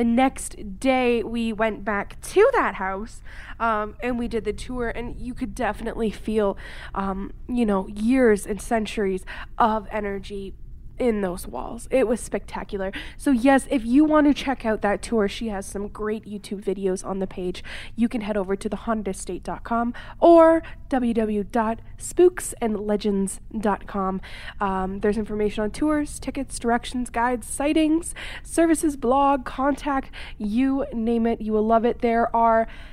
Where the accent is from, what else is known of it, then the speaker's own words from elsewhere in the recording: Canada; I am from Canada